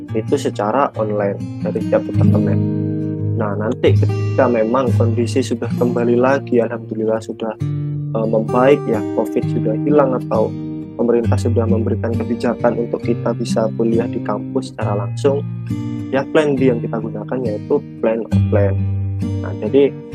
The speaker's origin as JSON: {"language": "Indonesian", "town": "Jember", "region": "East Java", "country": "Indonesia", "tie": "born or raised there", "said": "aku dari Bangsal Sari Jember. Aku asli orang Jember"}